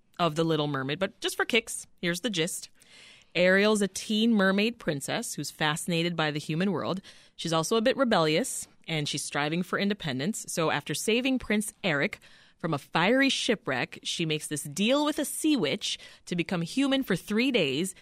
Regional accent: Jamaica; As a Jamaican woman

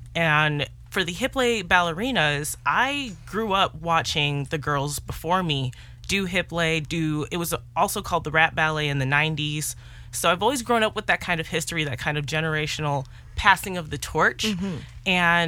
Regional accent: Chicago, Illinois, United States; I'm from Chicago, born and raised

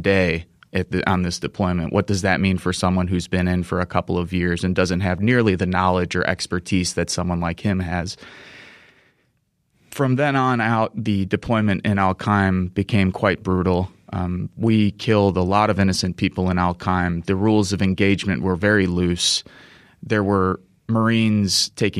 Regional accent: United States; East Chicago, Indiana, which isn't too far from my hometown

